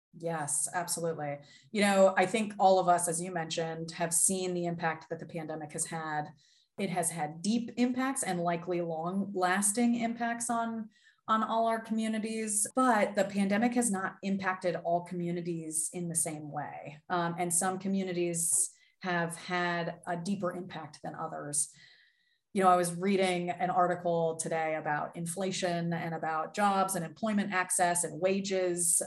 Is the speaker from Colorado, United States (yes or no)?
no; Pittsburgh, Pennsylvania, United States; I was born and raised in Pittsburgh, Pennsylvania